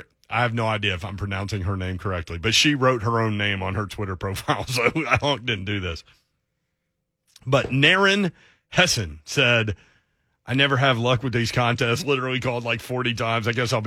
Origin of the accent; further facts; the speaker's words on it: Nashville, Tennessee, United States; growing up in Nashville, I never went to the Grand Ole Opry until like 3 years ago.